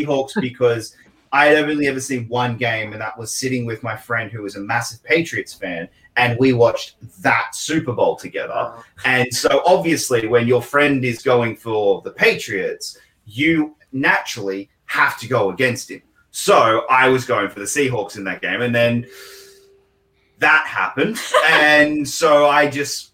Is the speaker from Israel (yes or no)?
no; Australia; a real Australian, will call them shrimp. We do not call them shrimp